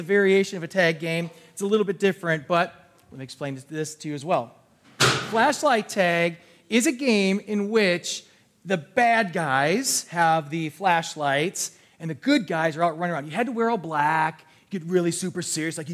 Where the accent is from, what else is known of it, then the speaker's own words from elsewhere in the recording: New Berlin, United States; I grew up in the New Berlin area, all these different areas